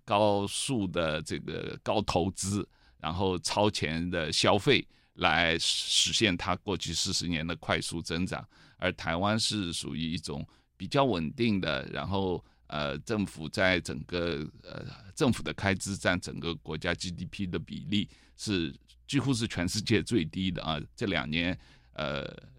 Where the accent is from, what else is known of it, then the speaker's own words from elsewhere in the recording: China; moved away as an adult; also born or lived in United Kingdom / Hong Kong; now in Taiwan; 我在中国出生到大学毕业这一段时间是一个中国转型是一个非常剧烈的变化，因为我出生的前十年还处于文革时期，啊，我一九六五年出生